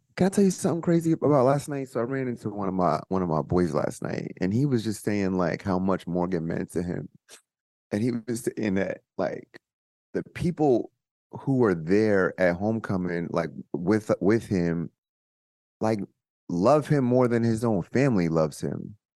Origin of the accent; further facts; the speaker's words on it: suburban New Jersey, United States; moved away as an adult; also born or lived in Baltimore; I'm coming from New Jersey, suburban New Jersey, where, like, I'm not used to guns